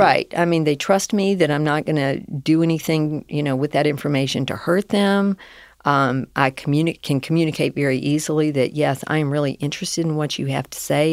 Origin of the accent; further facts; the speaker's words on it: the South, United States; accent: Southern; I was raised in the South